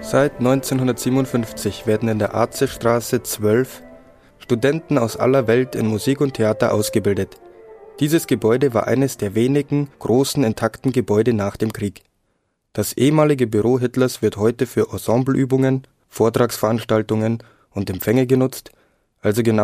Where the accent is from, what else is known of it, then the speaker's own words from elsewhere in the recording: Latvia; German is a second language; now in Munich, Germany; ich komme aus Lettland und studiere in München seit vier Jahren.